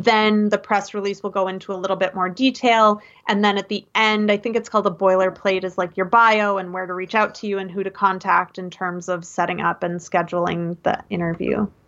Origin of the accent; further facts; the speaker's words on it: Minneapolis, Minnesota, United States; moved away as an adult; also born or lived in North Dakota / Seattle; I grew up in Minneapolis